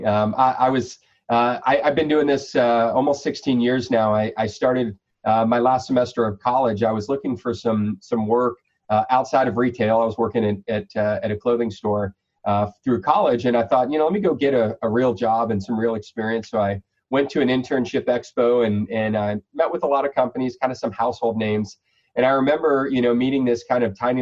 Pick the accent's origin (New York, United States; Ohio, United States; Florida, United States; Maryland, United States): Florida, United States; I'm a Florida guy. So we born and raised here